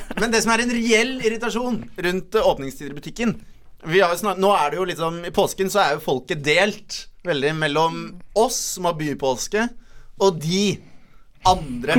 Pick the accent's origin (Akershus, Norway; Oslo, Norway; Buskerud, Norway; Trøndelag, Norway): Akershus, Norway; Bærum; Jeg er fra en ganske landlig del av Bærum